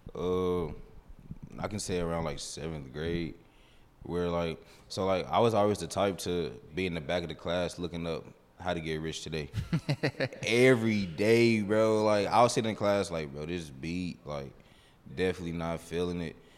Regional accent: Kansas City, Missouri, United States; I grew up here in Kansas City, uh, mainly from, like, out south

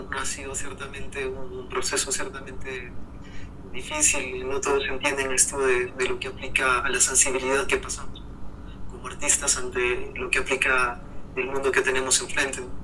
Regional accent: Peru

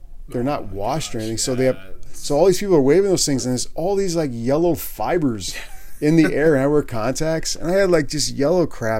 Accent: East Coast, United States; moved away; Even growing up on the East Coast, I did not ever visit Pittsburgh.

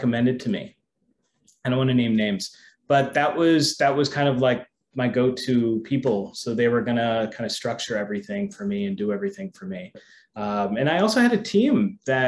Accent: United States; moved away as an adult; now in Thailand; I grew up in the States and I came over here to work in a property management company

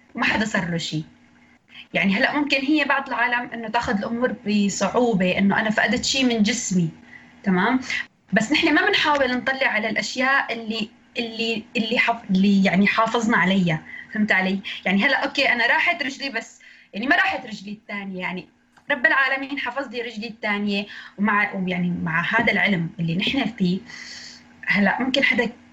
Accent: Idlib, Idlib Governorate, Syria; من سوريا من ادلب

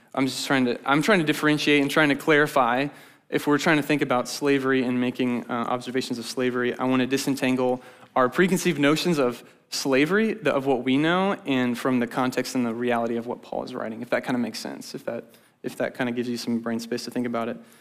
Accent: Grimes, Iowa, United States; now in Ames, United States; I'm from Grimes.

